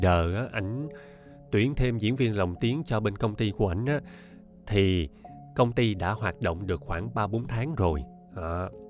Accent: Ho Chi Minh City, Vietnam; accent: standard Saigon; hộ khẩu của mình là ở Sài Gòn mà mình sinh ra ở đây luôn ba mẹ mình cũng sinh ra ở đây luôn thì chắc chắn là giọng mình phải chuẩn Sài Gòn rồi

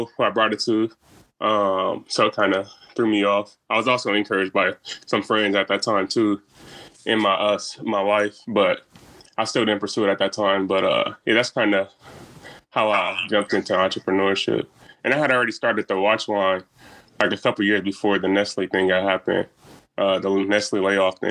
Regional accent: Omaha, Nebraska, United States; I'm from Omaha too, South Omaha to be specific

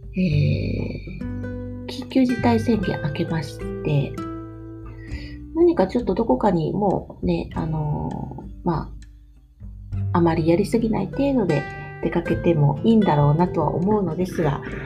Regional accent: Chūgoku region, Japan; now in Kyoto, Japan; 私はあの中国地方出身なの

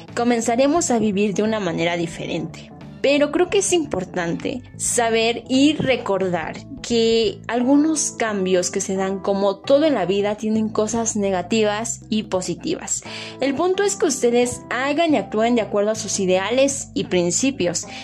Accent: a small community in the state of Puebla, Mexico; moved away; yo provengo de una comunidad pequeña ubicada en el estado de Puebla, aquí en México, y mi vida se resumía en solo ir de casa a la escuela y viceversa

